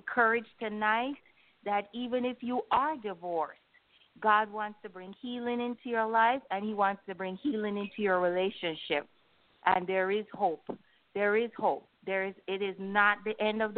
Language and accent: English; Jamaica; in my culture, which I'm from Jamaica.